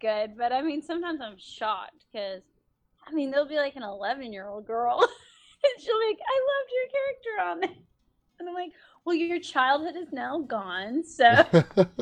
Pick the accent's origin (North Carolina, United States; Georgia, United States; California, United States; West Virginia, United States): Georgia, United States; Athens; I'm from Athens, Georgia, which is kind of like a little indie music hub